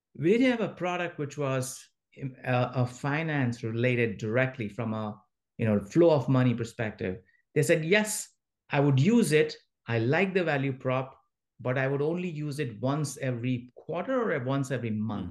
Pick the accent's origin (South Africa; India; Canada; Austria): India; moved away as an adult; now in San Francisco Bay Area, United States; I grew up in India in a small mining town